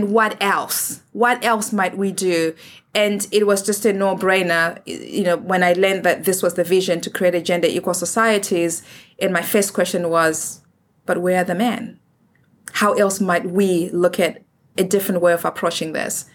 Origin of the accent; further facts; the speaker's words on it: Zimbabwe; moved away; I'm from Africa. I'm from Zimbabwe.